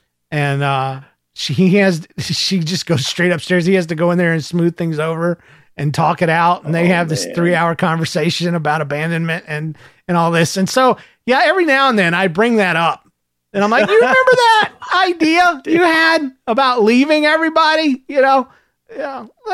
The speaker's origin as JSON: {"language": "English", "region": "Michigan", "country": "United States", "said": "Since I'm from Michigan, we decided to meet halfway in Ohio and spend the day together."}